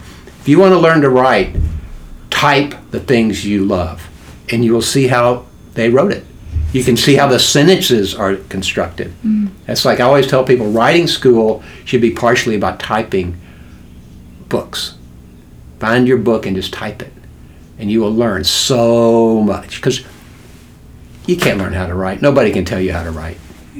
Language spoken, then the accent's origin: English; Houston, Texas, United States; born there; When I was born in Houston in 50, I had polio.